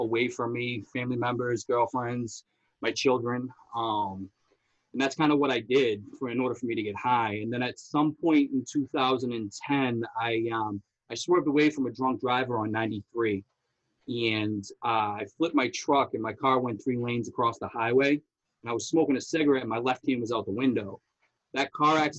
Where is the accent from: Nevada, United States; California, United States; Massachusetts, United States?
Massachusetts, United States; Somerville; I grew up in Somerville